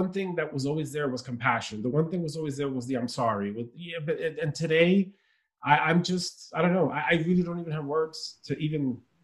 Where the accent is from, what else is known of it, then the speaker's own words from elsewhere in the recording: New York City, New York, United States; also born or lived in Dominican Republic / Queens, New York; I grew up in Brooklyn